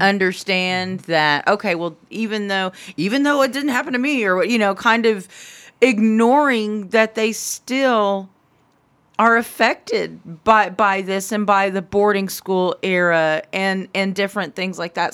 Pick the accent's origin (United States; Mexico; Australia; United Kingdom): United States; Anadarko, Oklahoma; I'm from Anadarko